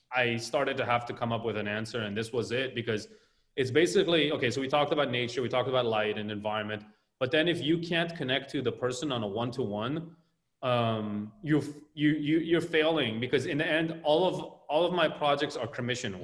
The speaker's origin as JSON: {"language": "English", "town": "Tel Aviv", "region": "Tel Aviv District", "country": "Israel", "tie": "born or raised there", "moved": "yes", "lives_now": "Los Angeles, United States", "said": "growing up in Tel Aviv"}